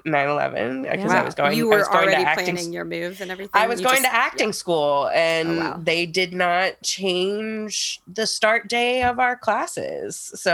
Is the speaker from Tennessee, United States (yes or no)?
yes; Nashville, Tennessee, United States; moved away; as a Southern refugee, because I grew up in Nashville.